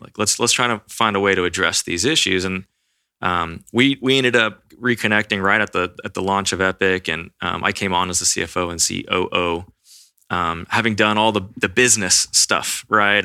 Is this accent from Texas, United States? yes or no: yes; Austin, Texas, United States; I grew up here in Austin, Texas.